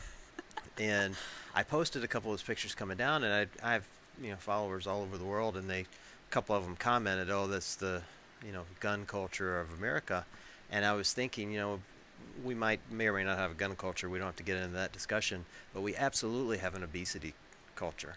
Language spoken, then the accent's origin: English; Tupelo, Mississippi, United States; moved away; this is my hometown. Uh, grew up, born and raised in Tupelo, Mississippi.